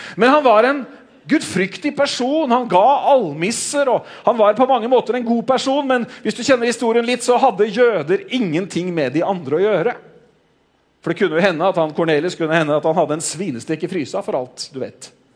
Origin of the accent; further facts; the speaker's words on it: Norway; som nordmenn